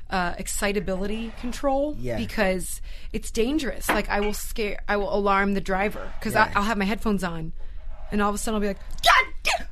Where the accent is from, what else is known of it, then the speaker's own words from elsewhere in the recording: Cleveland, Ohio, United States; moved away; also born or lived in Parma, Ohio / Strongsville, Ohio / Los Angeles; I'm from Cleveland.